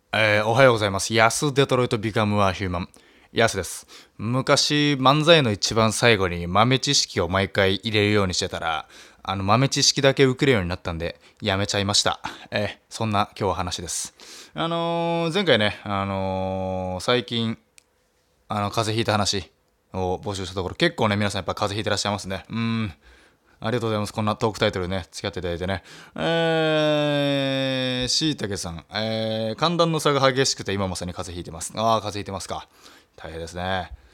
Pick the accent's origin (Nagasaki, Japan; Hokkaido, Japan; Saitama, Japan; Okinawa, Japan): Nagasaki, Japan; moved away as an adult; now in Tokyo, Japan; 長崎からラジオ DJ 目指すと言って、えー、上京してきて